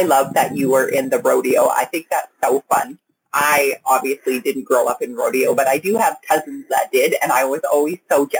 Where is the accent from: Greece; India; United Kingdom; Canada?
Canada; accent: Canadian